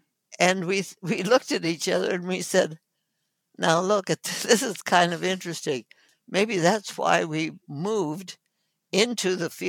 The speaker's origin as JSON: {"language": "English", "region": "North India", "country": "India", "tie": "born or raised there", "said": "Anyway, so I was born in India and grew up with my parents working in the villages of North India with the people of North India."}